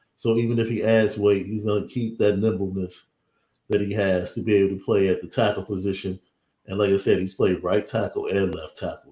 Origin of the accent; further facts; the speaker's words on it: Midwest, United States; growing up in the Midwest